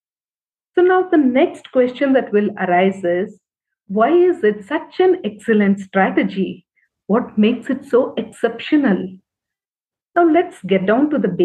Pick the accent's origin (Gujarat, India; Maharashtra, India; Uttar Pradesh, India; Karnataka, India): Karnataka, India; Bangalore; I am from Bangalore